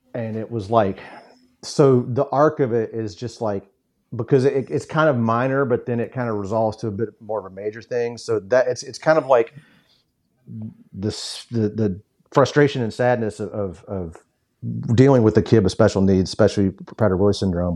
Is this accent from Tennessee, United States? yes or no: yes; Memphis, Tennessee, United States; growing up in Memphis